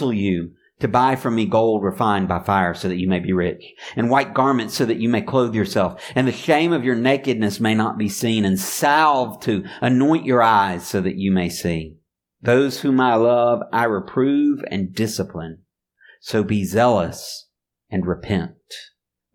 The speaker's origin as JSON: {"language": "English", "town": "Mobile", "region": "Alabama", "country": "United States", "tie": "born or raised there", "said": "I grew up in Mobile, and not too far away, about an hour drive, is Pensacola, Florida."}